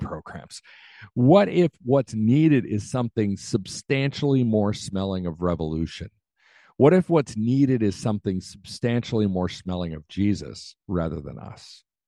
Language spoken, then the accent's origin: English; United States; I'm an American